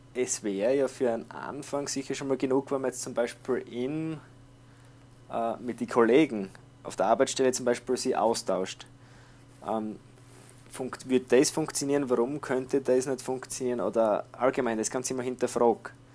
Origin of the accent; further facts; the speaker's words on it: Austria; bei uns in Österreich